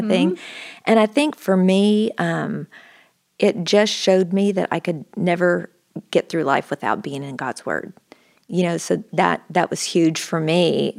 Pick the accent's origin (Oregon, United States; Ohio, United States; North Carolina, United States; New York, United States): Oregon, United States; moved away as an adult; I grew up in Oregon, and I guess I was there from about the time I was 5 till I went to college, and I ended up going to Baylor is how I got to Texas.